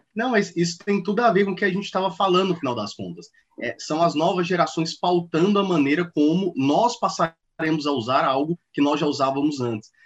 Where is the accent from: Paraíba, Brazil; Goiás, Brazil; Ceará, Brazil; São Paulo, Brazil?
Goiás, Brazil; Goiânia; Eu sou nascido e criado em Goiânia